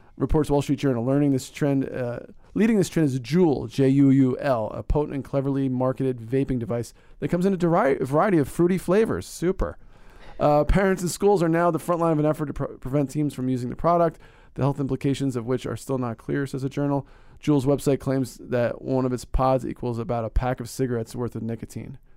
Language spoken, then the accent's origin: English; Northeast, United States; I'm from the Northeast